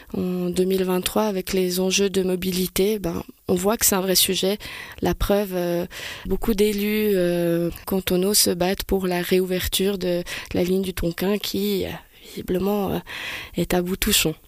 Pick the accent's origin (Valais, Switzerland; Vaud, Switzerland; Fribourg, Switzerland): Valais, Switzerland; Lens; moved away as an adult; now in Troistorrents, Switzerland; quand je suis chez moi à Lens, ben voilà, je suis l'enfant du village.